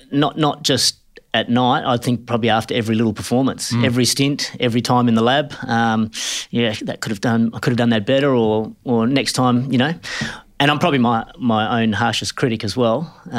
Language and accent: English; Perth, Western Australia, Australia; Yeah, I'm from Perth. Grew up in the northern suburbs, a place called Mullaloo.